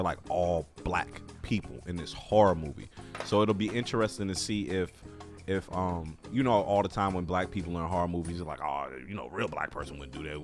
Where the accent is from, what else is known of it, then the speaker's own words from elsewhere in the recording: Chicago, Illinois, United States; I'm from the Chicagoland area. I'm from Chicago